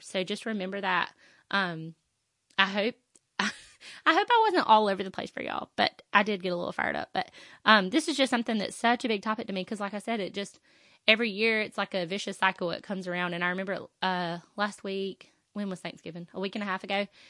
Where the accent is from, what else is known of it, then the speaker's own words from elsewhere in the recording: the South, United States; I'm from the South